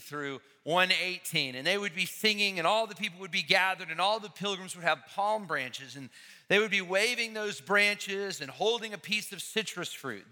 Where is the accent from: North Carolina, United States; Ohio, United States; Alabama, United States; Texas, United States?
Alabama, United States; Huntsville; now in Atlanta, United States; I grew up in Huntsville, Alabama